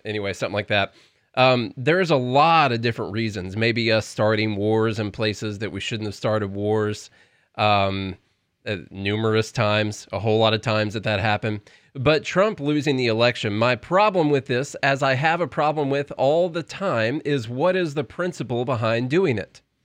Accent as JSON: {"language": "English", "town": "Nashville", "region": "Tennessee", "country": "United States", "said": "we're from Nashville"}